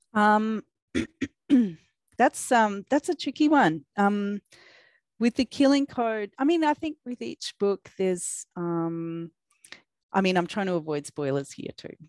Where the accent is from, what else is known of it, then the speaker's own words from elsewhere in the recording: Australia; accent: Australian; I am a YA crime author from Australia. If you're wondering what that strange accent is, it's my Australian accent